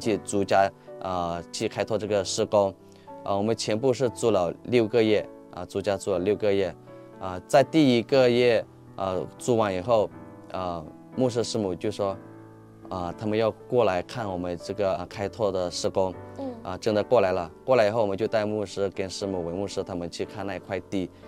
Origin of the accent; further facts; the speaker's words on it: Myanmar; accent: Yunnanese; Chinese is a second language; also born or lived in Bangpa village, Myanmar (birthplace); 我出生是在邦跑村，现在我们有从邦跑村搬到霍北村。嗯。所以我们不到的时候，我们就去到我成长的，啊，霍北村，啊，不是邦跑村。嗯。邦跑村是出生的地方嘛